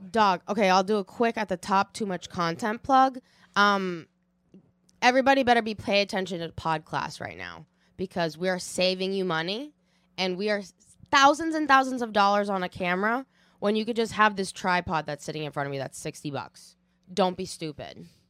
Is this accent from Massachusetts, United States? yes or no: yes; Watertown, Massachusetts, United States; I grew up in Watertown, Massachusetts